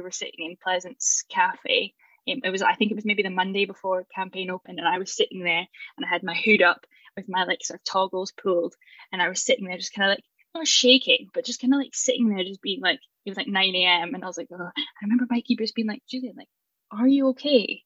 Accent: Aberdeen, Scotland, United Kingdom; moved away as an adult; now in Edinburgh, United Kingdom; I'm from Aberdeen

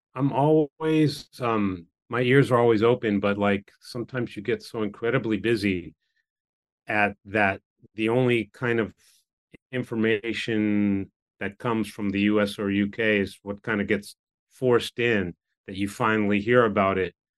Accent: United States; moved away as an adult; now in Japan; when I grew up in America

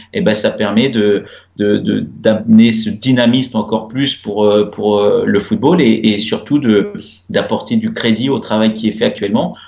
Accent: Normandy, France; moved away as an adult; now in Rabat, Morocco; en tant que Normand

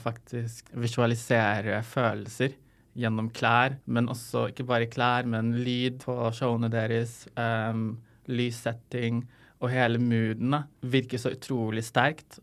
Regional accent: Lebanon; now in Norway; jeg kommer fra Libanon

